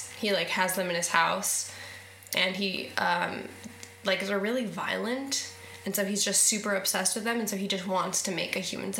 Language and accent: English; United States; as an American girl